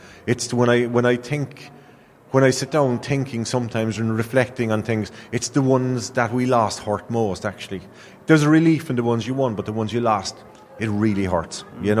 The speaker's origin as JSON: {"language": "English", "town": "Skibbereen", "region": "Munster", "country": "Ireland", "tie": "born or raised there", "said": "when I grew up in Skibbereen, West Cork"}